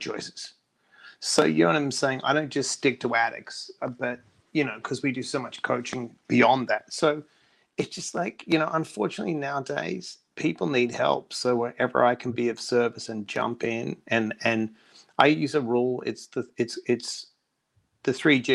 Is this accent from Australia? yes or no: yes; Perth, Western Australia, Australia; moved away; also born or lived in United States; I was come from Perth with nothing, the most isolated capital city in the world, moved to America